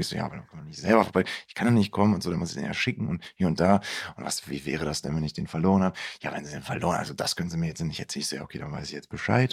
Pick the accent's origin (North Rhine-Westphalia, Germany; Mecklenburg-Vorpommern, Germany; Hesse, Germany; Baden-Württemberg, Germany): North Rhine-Westphalia, Germany; Bielefeld; ich bin ja auch in Bielefeld aufgewachsen